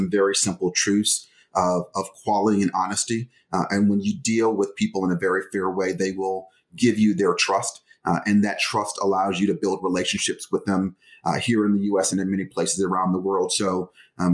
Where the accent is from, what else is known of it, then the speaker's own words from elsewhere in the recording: Detroit, Michigan, United States; I grew up in Detroit.